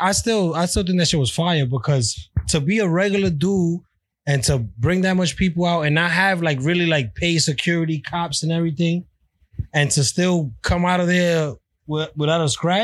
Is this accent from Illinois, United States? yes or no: no; New York, United States; I'm born and bred. I'm from New York